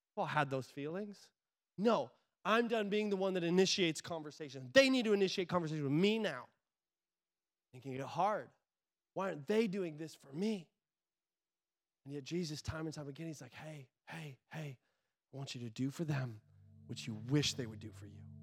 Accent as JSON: {"language": "English", "country": "United States", "said": "I'm an American"}